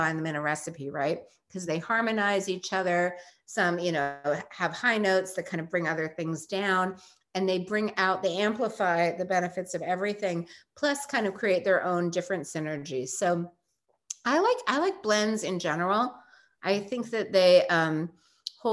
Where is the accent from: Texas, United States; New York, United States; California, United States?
New York, United States; we're both from New York.